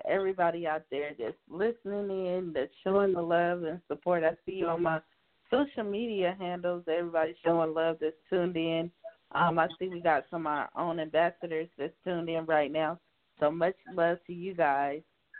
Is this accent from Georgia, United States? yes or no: no; South Carolina, United States; I'm from South Carolina.